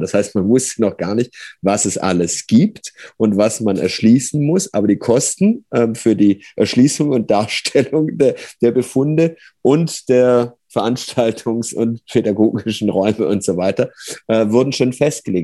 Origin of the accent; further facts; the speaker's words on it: Germany; ich bin am Bodensee aufgewachsen